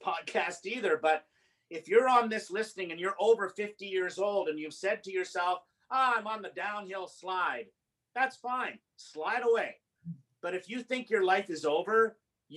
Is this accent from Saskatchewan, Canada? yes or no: yes; Yorkton, Saskatchewan, Canada; now in Calgary, Canada; my life, childhood in Saskatchewan